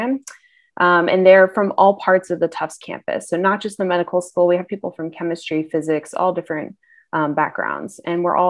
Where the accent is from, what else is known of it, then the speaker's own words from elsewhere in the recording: a town about 30 minutes outside Atlanta, Georgia, United States; I am originally from Atlanta, Georgia, more so a town that's about 30 minutes outside of Atlanta